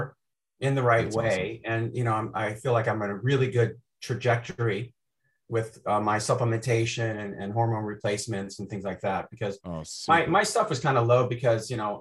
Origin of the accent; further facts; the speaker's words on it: Chillicothe, Illinois, United States; I grew up in a really small town in Illinois, near Peoria